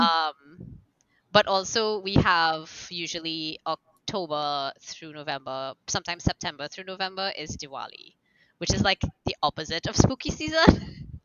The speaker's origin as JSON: {"language": "English", "country": "Trinidad & Tobago", "said": "I'm also from Trinidad and Tobago."}